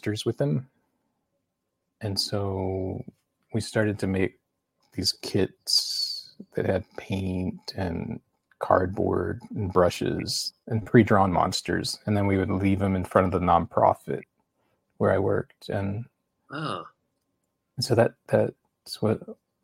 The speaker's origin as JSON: {"language": "English", "town": "Houston", "region": "Texas", "country": "United States", "tie": "born or raised there", "also_born_or_lived": "Chicago", "said": "I was born in Chicago, and then we moved to Houston when I was five"}